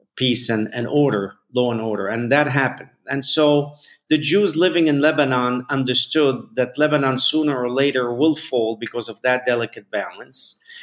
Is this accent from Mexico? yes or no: yes; Mexico; moved away; we moved to Mexico. I grew up in Mexico